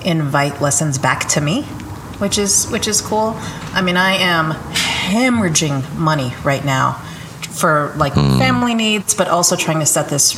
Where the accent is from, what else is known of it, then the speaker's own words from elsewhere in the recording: New Mexico, United States; moved away; I am a Chicana from New Mexico living in my neighborhood where I grew up. And I've been gone for 20 years